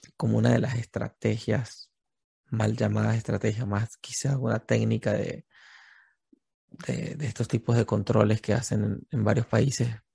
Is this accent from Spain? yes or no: no; Venezuela; nosotros como venezolanos